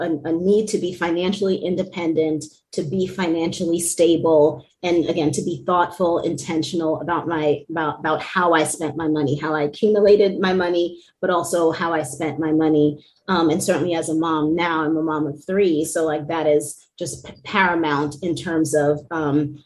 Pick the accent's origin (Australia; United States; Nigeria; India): United States; New York; I'm born and bred in New York